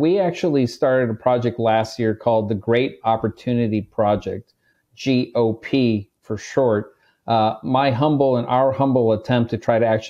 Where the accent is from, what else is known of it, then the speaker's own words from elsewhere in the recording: Chula Vista, California, United States; I come from a poor background. I grew up in Chula Vista, California. My mom was a housekeeper. My dad was a tailor.